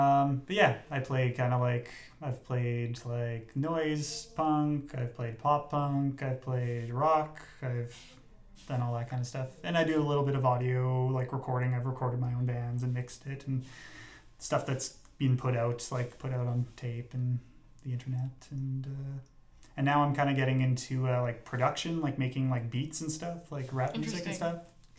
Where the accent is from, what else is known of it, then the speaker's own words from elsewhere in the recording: Brussels, Brussels-Capital Region, Belgium; Whenever I tell people, they ask, oh, you know, where are you from? And I'm like, oh yeah, I grew up in Bruxelles.